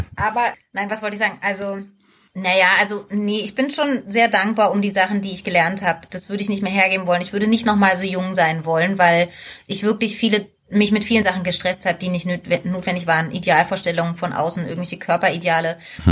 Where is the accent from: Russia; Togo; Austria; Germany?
Germany; East Germany; Ich komme ja aus dem Osten